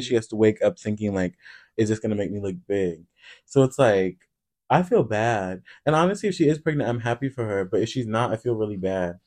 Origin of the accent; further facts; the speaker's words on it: Iowa, United States; now in Chicago, United States; growing up in Iowa